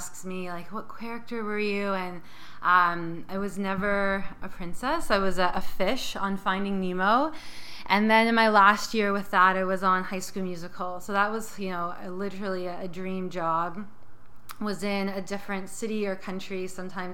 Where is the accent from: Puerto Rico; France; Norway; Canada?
Canada; St. Catharines, Ontario; I'm from St. Catharines, so about an hour outside of Toronto, close to Niagara Falls. And yeah, I grew up there